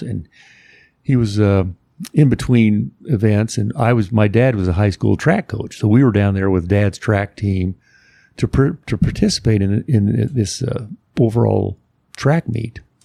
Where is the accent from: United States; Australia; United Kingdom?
United States; Indianapolis, Indiana; we're both from Indianapolis, the Indianapolis area.